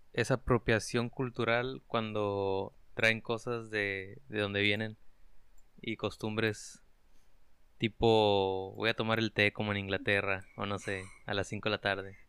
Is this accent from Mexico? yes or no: yes; Mexico